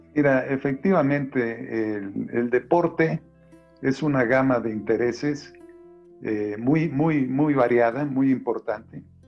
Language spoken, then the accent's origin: Spanish; Xalapa, Veracruz, Mexico; now in Mexico City, Mexico; yo soy originario de la Ciudad de México, pero de muy pequeño salí a, Veracruz